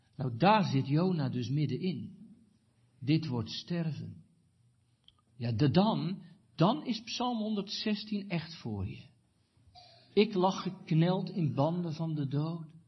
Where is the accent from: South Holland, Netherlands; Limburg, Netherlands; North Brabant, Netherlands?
South Holland, Netherlands; Katwijk; moved away; in Katwijk aan Zee, waar ik vandaan kwam